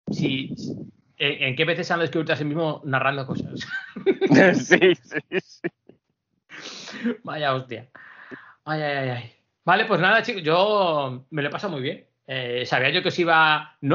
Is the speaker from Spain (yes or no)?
yes; Spain; mira qué en forma estoy, le digo, soy española